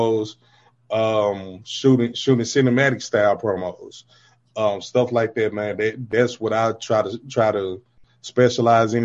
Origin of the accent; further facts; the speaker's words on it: Deep South, United States; I'm from the South, man. I'm from the Deep South.